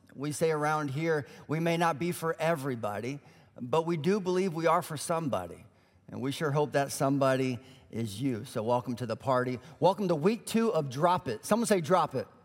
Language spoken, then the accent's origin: English; Colorado, United States; moved away as an adult; also born or lived in Illinois; We grew up in Colorado